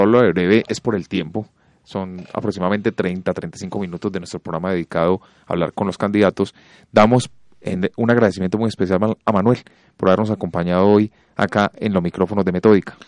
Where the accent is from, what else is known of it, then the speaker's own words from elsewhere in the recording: Colombia; nosotros los colombianos